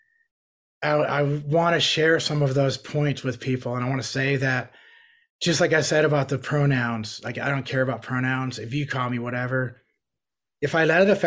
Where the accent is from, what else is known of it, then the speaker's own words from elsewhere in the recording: New York, United States; I grew up in New York.